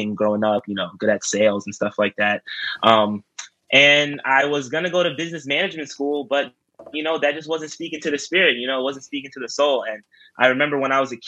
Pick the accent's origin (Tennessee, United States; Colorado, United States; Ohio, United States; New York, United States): New York, United States; New York City; born and raised in New York, born in Rosedale, Queens, to be exact. But yeah, I've lived in New York my whole life.